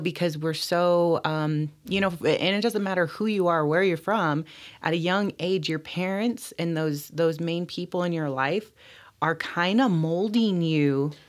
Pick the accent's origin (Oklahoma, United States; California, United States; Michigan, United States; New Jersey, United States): California, United States; Bishop; also born or lived in Riverside, California; I grew up here in Bishop, went away to school, uh, starting in high school when we went to boarding school, Sherman Indian High School